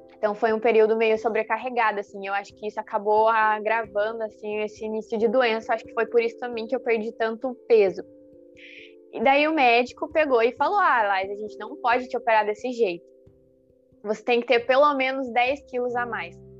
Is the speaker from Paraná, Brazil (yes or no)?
yes; Curitiba, Paraná, Brazil; moved away as an adult; now in Criciúma, Brazil; eu sou de Curitiba uhum. e eu uhum. tô aqui em Criciúma um ano e meio.